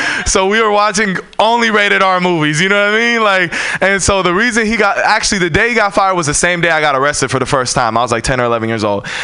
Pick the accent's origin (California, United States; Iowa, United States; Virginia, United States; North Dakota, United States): California, United States; San Francisco; I'm born and raised in San Francisco.